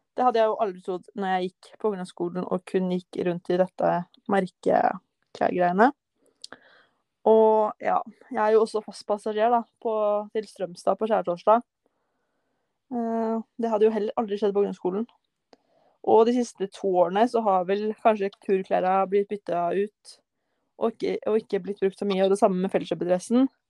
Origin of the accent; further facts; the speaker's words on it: Kløfta, Akershus, Norway; Jeg er jo fra Kløfta. Og rett utenfor Oslo